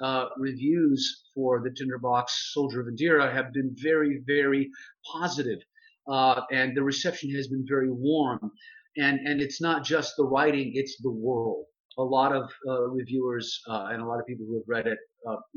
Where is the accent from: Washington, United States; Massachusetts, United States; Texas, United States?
Texas, United States; When I was about 13 years old, growing up in Texas